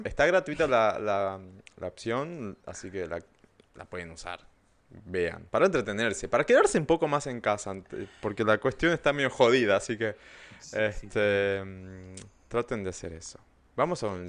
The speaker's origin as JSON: {"language": "Spanish", "country": "Argentina"}